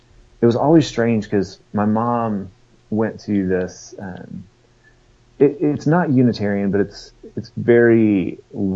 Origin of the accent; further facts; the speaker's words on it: Fort Worth, Texas, United States; moved away as an adult; also born or lived in Denver, Colorado; now in Knoxville, United States; I grew up in Fort Worth